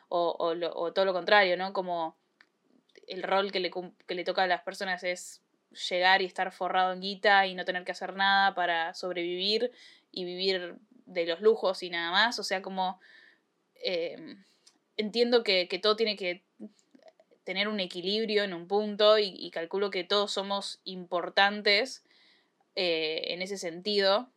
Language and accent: Spanish; Argentina; yo nací en Argentina